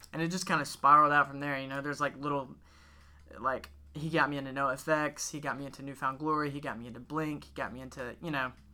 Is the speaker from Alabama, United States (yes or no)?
yes; Gadsden, Alabama, United States; we're from Gadsden